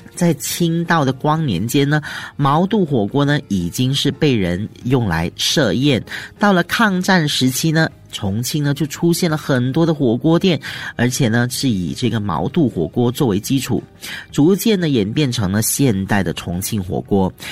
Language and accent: Chinese; Malaysia; 我们马来西亚人哦，很喜欢吃辣的